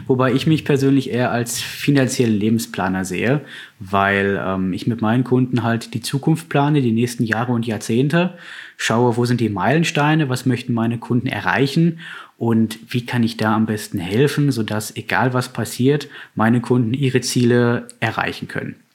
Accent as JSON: {"language": "German", "town": "Bochum", "region": "North Rhine-Westphalia", "country": "Germany", "tie": "born or raised there", "lives_now": "Herdecke, Germany", "said": "ich bin tatsächlich in Bochum aufgewachsen"}